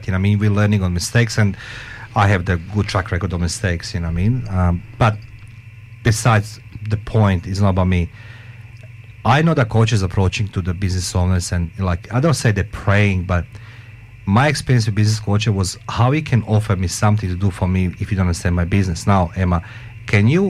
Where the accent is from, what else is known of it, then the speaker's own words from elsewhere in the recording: Croatia; moved away as an adult; now in Australia; I grew up in Croatia